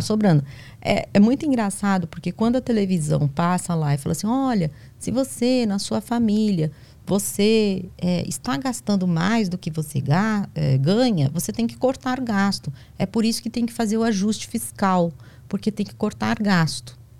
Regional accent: São Paulo, Brazil; moved away as an adult; now in Bahia, Brazil; Eu sou paulista

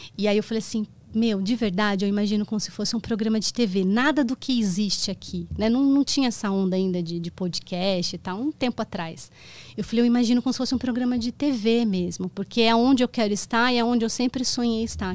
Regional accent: Itapira, São Paulo, Brazil; eu cresci em Itapira eu sou de São Paulo eu fui para Itapira com oito anos e lá eu fiquei até os 19 e depois eu voltei para São Paulo

